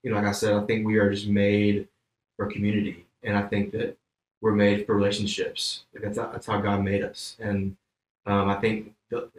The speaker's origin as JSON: {"language": "English", "town": "Homewood", "region": "Alabama", "country": "United States", "tie": "born or raised there", "moved": "as an adult", "lives_now": "Thomasville, United States", "said": "I grew up in Birmingham, Alabama, born and raised in a little town called Homewood"}